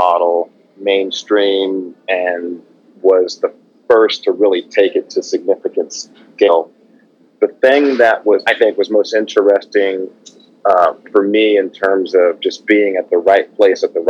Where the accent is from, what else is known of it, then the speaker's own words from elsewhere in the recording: Oakland, California, United States; I grew up in Oakland, California